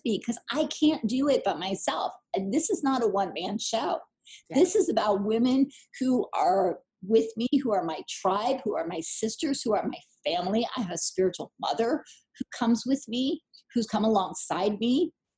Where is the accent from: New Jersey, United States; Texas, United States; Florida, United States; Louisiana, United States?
New Jersey, United States; I'm from New Jersey